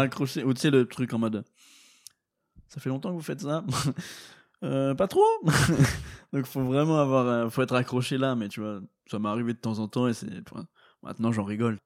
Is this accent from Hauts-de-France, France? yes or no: no; Meuse, Grand Est, France; je viens de la Meuse, les gars, d'un petit village de 50 habitants